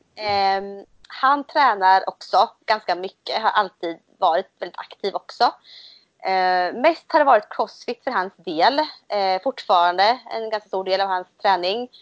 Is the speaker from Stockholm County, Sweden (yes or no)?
no; Motala, Östergötland, Sweden; jag bor i Motala. Eh, det hör man nog på min dialekt tror jag, jag är från Östergötland. Ehm, och jag, har, jag är uppväxt här också